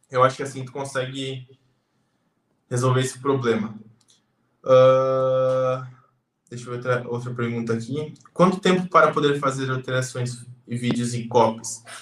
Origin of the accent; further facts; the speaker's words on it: São Paulo, Brazil; Uh, boa noite, eu sou da Grande São Paulo.